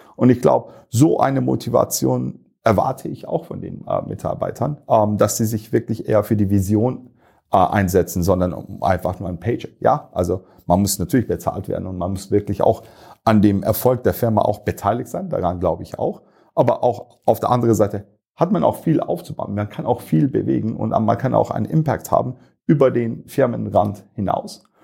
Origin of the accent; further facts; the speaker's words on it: Turkey; moved away as an adult; also born or lived in United States; now in Munich, Germany; ich bin gebürtiger Türke, aber irgendwann mal mit 18 hat es mich nach München gebracht